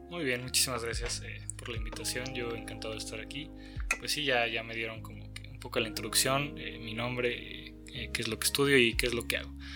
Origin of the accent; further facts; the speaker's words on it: Mexico; also born or lived in San Luis Potosí / Guadalajara; el México que vivimos